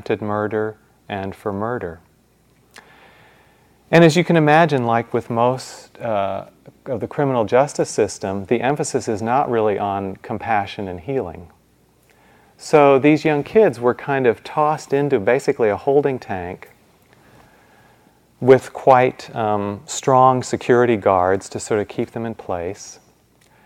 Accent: Midwest, United States; I grew up in the Midwest

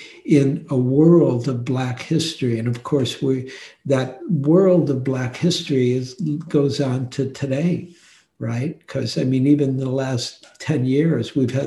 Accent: Detroit, Michigan, United States; I grew up in Detroit.

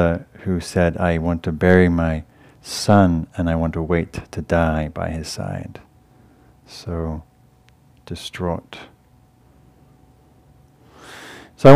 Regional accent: England, United Kingdom; moved away; I'm from England, my family's in England

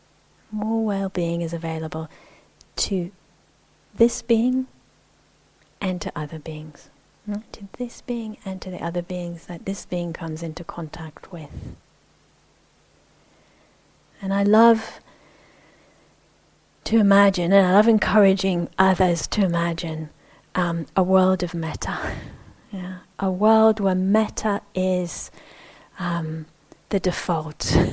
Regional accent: Israel; I mentioned I grew up in the Middle East. I grew up in Israel, and I'm a Jewish Israeli.

